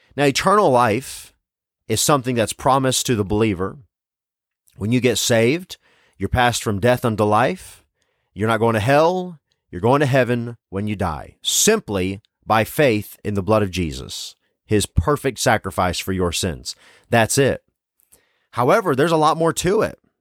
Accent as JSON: {"language": "English", "region": "Tennessee", "country": "United States", "tie": "born or raised there", "said": "I wasn't born in the South, but I was raised in Tennessee"}